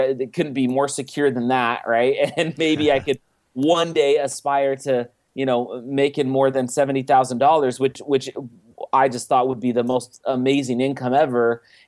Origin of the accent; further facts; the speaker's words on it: Oakland, California, United States; But, I grew up in just outside of Oakland, California, and lived there my entire life until I went and I served a mission for my church for 2 years in Germany and returned home in 2000.